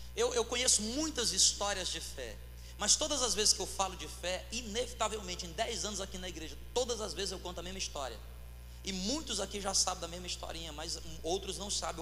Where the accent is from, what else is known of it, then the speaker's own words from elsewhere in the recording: Fortaleza, Ceará, Brazil; eu sou cearense nasci em Fortaleza, mas a minha mãe é do interior